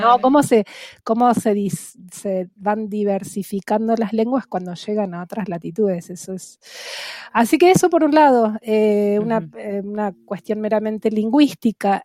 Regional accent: Buenos Aires Province, Argentina; first language Spanish; tomarme un avión y dejar la provincia de Buenos Aires

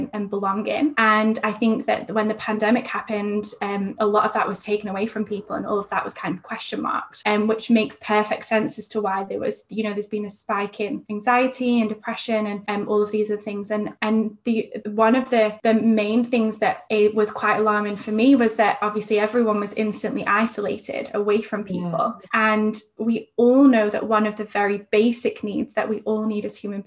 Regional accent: near Manchester, North West England, United Kingdom; moved away as an adult; now in Sydney, Australia; I'm actually from England, but I live in Sydney at the moment

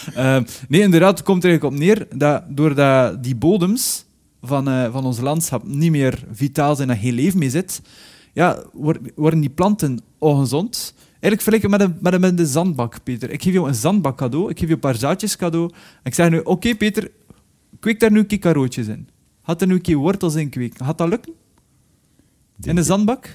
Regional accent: Belgium; moved away; also born or lived in Spain; ik ontvluchtte België omdat ik vond dat hier te veel regende.

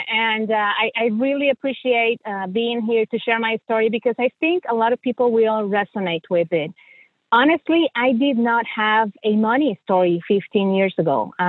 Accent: Mexico; moved away as an adult; also born or lived in Missouri; now in United States; I am originally from Mexico. So I was born and raised in Mexico. I immigrated to the United States about 17 years ago because I married my husband and he's from here.

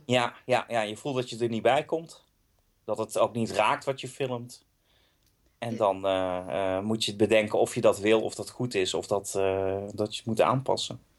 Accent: Eindhoven, North Brabant, Netherlands; born or raised there; now in Amsterdam, Netherlands

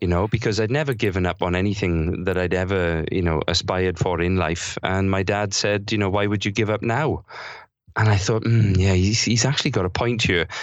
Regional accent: South Wales, United Kingdom; thirty years of having incredible, sometimes crazy experiences growing up in South Wales

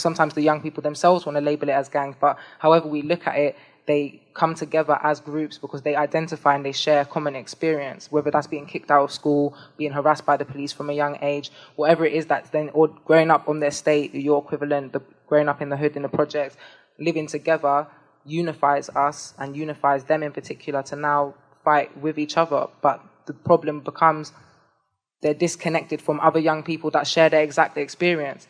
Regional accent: London, United Kingdom; I was born in London. I associate, I identify with being from London

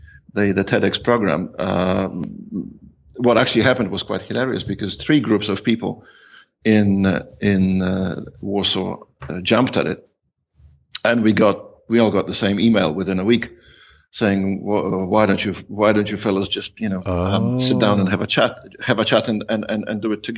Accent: Australia; also born or lived in New Zealand; I'm Polish ethnically. I have roots, as it's called. But for all intents and purposes, I'm Australian. Although I spent 18 years in New Zealand, and in aggregate, probably a year in India and 2 years in Hong Kong

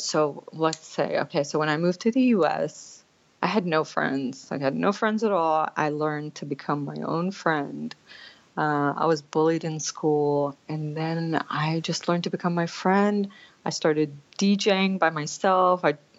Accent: Lancaster, Pennsylvania, United States; also born or lived in Kuwait; So I was born in Kuwait, And then I moved here after the Gulf War. So I was an immigrant coming into the country. And then I moved to Lancaster, Pennsylvania, out of all places to move.

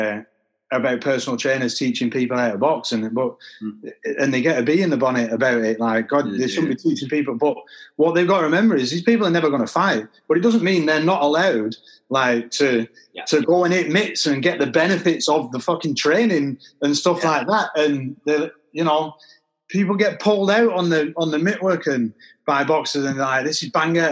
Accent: Manchester, North West England, United Kingdom; I'm from Manchester

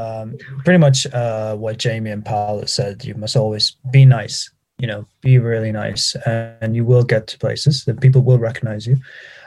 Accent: Manchester, North West England, United Kingdom; I am from Manchester

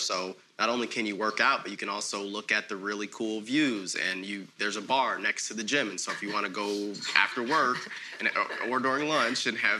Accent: Plainfield, Illinois, United States; I'm from Plainfield, and so I was with Plainfield North

